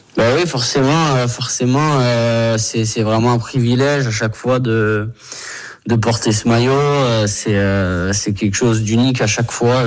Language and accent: French; Brittany, France; moved away; chez moi en Bretagne